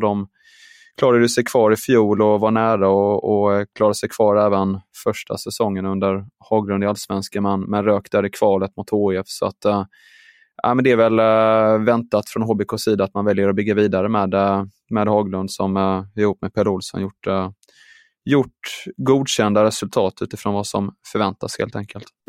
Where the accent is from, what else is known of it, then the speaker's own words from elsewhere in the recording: Sweden; som svensk